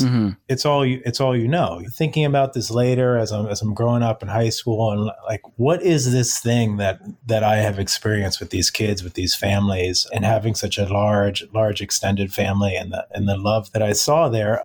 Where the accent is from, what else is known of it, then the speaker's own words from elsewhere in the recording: Silver Spring, Maryland, United States; I grew up, I'm local to the Washington, D.C. area, grew up in Silver Spring, Maryland